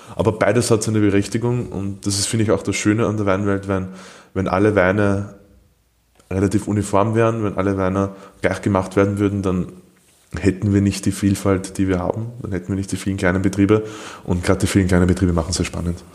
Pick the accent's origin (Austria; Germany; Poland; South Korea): Austria; als Österreicher